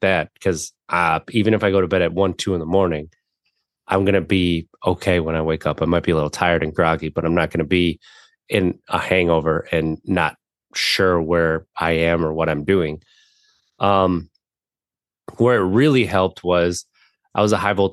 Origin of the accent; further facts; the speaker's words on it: Wisconsin, United States; I grew up in Wisconsin